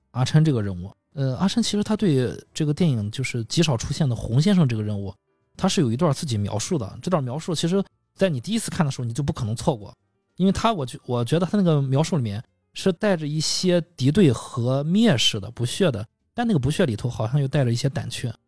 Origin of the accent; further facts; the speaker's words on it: China; 我们内地人